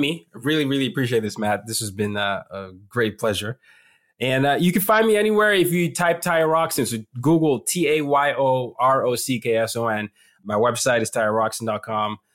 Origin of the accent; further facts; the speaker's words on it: Lagos, Nigeria; Lagos is, you know, home for me. It's my hometown.